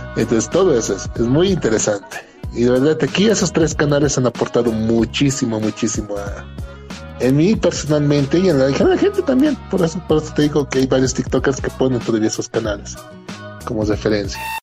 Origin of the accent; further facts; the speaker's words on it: Bolivia; Bolivia, nuestro país